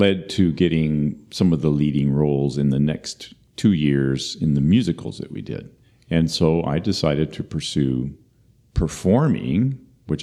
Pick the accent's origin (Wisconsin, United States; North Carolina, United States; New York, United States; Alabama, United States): Wisconsin, United States; Marshfield; I was born in 1959 in Marshfield, Wisconsin, the last of four children, to a pastor